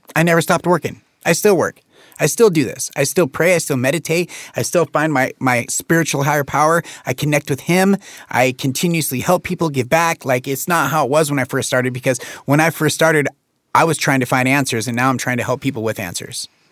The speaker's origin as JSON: {"language": "English", "area": "Jackson County", "region": "Oregon", "country": "United States", "tie": "born or raised there"}